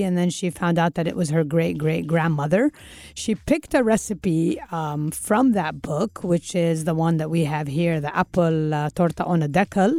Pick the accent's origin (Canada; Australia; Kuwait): Kuwait; I explain I came from Kuwait.